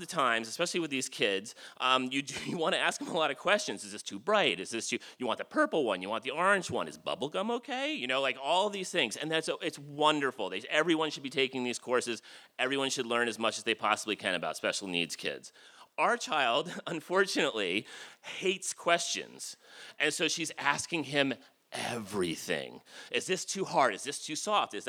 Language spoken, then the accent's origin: English; Jersey Shore, New Jersey, United States; I grew up on the Jersey Shore